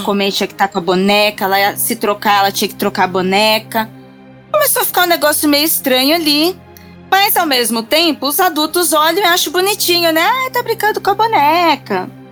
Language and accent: Portuguese; Registro, São Paulo, Brazil; now in São Paulo, Brazil; Eu sou eu sou do interior. Eu estou hoje em São Paulo, mas eu sou do interior. Eu sou da cidade de Registro